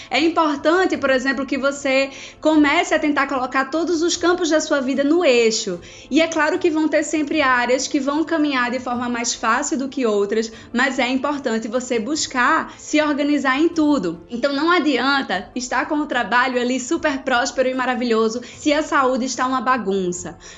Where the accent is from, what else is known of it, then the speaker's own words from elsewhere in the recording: Recife, Pernambuco, Brazil; Eu sou de Recife, vocês sabem, então eu curto muito carnaval